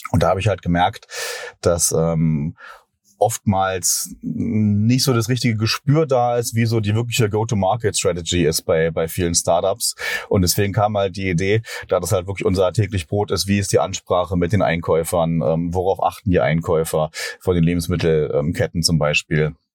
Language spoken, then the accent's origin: German; Berlin, Germany; ich komme hier aus Berlin